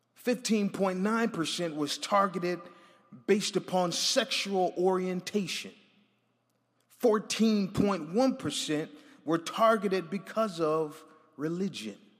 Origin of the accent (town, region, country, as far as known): Buffalo, New York, United States